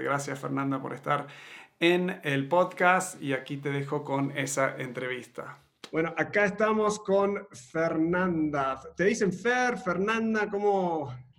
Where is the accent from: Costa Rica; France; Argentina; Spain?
Argentina; also born or lived in Montevideo, Uruguay; now in Mexico; vengo de, Argentina, me crié en Argentina